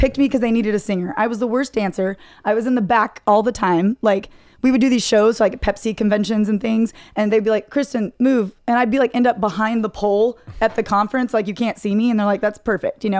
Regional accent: Dallas, Texas, United States; moved away; I grew up in Dallas, grew up in Plano, North Dallas

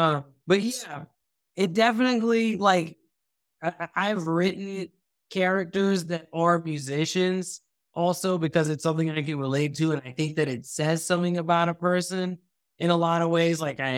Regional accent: Thailand; also born or lived in United States; I am Pakistani, but I grew up in Thailand, but I was born in the U.S. I've lived all over the U.S., right?

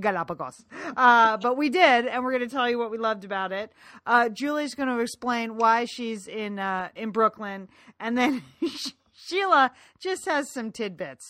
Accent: Ireland; as an Irish woman

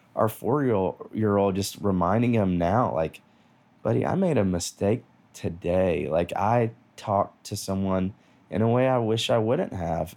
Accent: Nashville, Tennessee, United States; I grew up here in Nashville

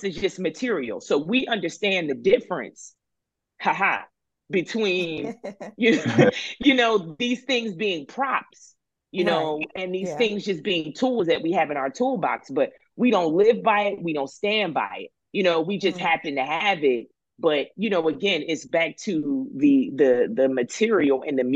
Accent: Philadelphia, Pennsylvania, United States; now in Los Angeles, United States; I grew up in Philly

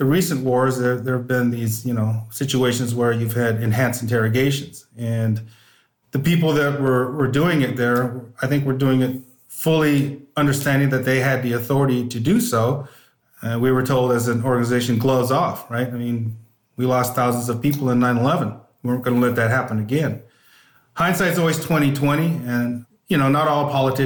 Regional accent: Northern California, United States; I grew up in Northern California, always wanted to be a police officer

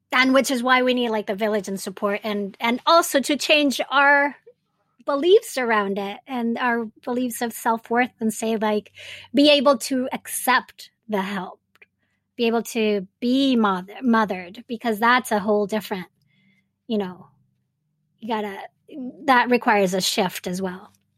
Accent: Venezuela; moved away as an adult; also born or lived in Japan / Montreal, Canada; now in United States; I was raised in Venezuela and have all my Latinx roots

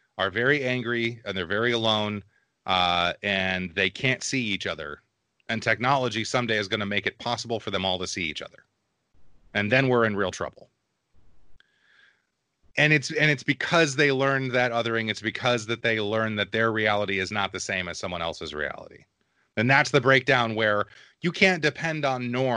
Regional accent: small town Texas, United States; also born or lived in Michigan; we moved to Texas when I was about five

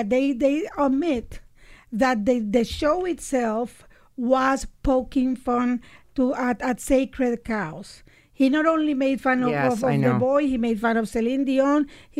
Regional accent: Nicaragua; moved away; I grew up in Nicaragua during a revolution.

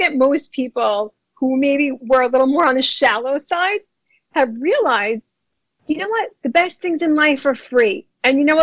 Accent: New York City, New York, United States; accent: New York; also born or lived in New Jersey; I am a native New Yorker, born and bred in Brooklyn, New York.

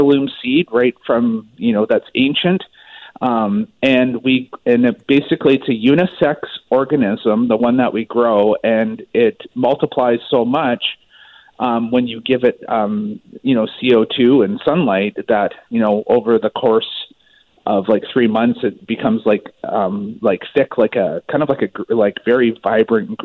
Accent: Maple Ridge, British Columbia, Canada; I'm actually originally from Maple Ridge

